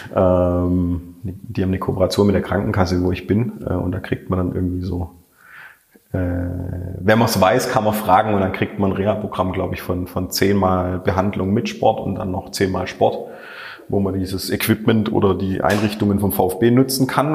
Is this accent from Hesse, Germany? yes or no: no; Schorndorf, Baden-Württemberg, Germany; Da habe ich auch noch selber im Remstal gewohnt, ich bin ja in Schondorf aufgewachsen